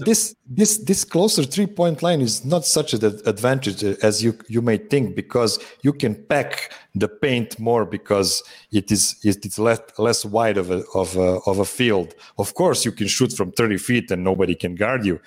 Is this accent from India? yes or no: no; Pančevo, Vojvodina, Serbia; in my hometown of Pančevo.